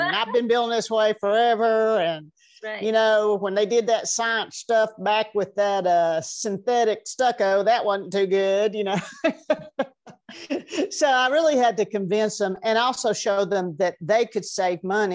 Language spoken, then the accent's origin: English; Tennessee, United States; also born or lived in California; now in Asheville, United States; I grew up in Tennessee